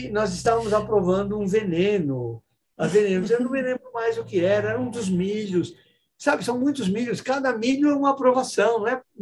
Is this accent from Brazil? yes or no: yes; São Paulo, Brazil; E São Paulo, sou de São Paulo.